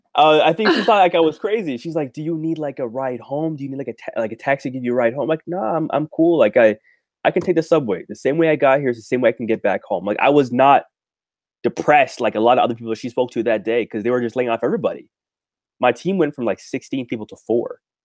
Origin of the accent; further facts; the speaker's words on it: Toronto, Ontario, Canada; I'm from Toronto, Canada